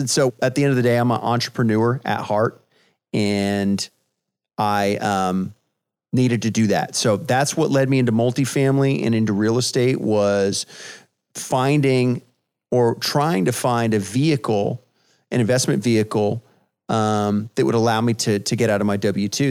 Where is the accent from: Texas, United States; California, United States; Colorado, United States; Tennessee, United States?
Texas, United States; San Antonio; I was born and raised in San Antonio